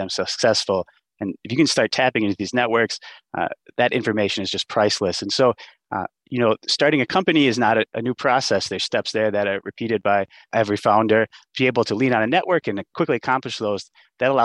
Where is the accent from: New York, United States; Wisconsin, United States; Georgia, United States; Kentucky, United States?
Wisconsin, United States; growing up in Wisconsin